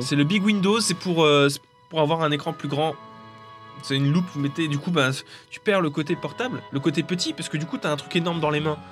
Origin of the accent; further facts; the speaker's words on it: France; je suis français